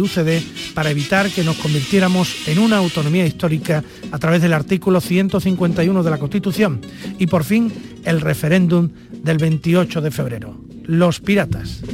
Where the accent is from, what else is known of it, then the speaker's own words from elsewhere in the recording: Andalusia, Spain; accent: Andalusian; Hablando de ese orgullo de ser andaluz, hay algo de lo que nos sentimos especialmente dichosos y es de nuestra forma de hablar